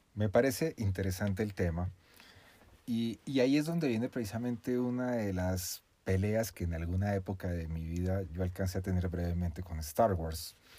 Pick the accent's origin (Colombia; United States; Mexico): Colombia; soy colombiano